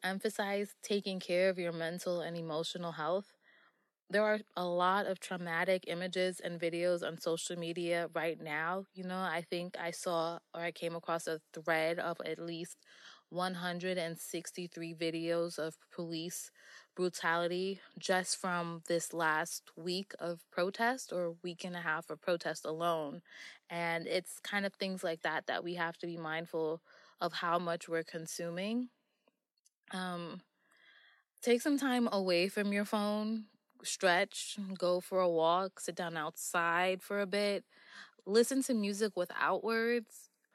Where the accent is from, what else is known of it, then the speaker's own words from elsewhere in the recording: New York City, New York, United States; I am from Queens, New York.